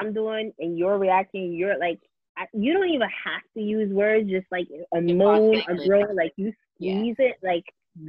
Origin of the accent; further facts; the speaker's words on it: New York City, New York, United States; as a New Yorker